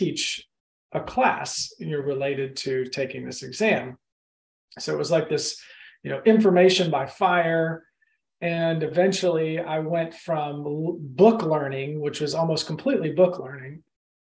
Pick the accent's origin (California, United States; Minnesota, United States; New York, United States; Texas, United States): Texas, United States; Austin; also born or lived in Oklahoma / Madrid, Spain; now in Augusta, United States; I grew up mostly in Austin, Texas, and so okay. I'd say I'm from Austin, Texas. I was born in Oklahoma, lived in Madrid, Spain for a few years, and for the last little over 20 years, I have lived in Augusta